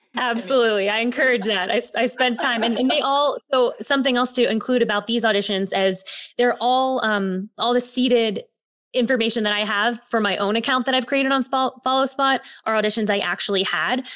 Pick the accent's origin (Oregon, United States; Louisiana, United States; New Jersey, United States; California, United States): California, United States; Bay Area; moved away as an adult; now in New York, United States; I grew up in the Bay Area, got my professional start in theater at a young age.